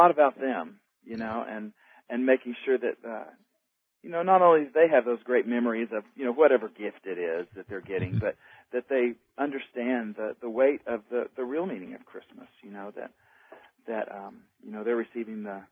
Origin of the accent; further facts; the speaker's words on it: Tomball, Texas, United States; I grew up in Texas. North of Houston, in a little town, Tomball, Texas.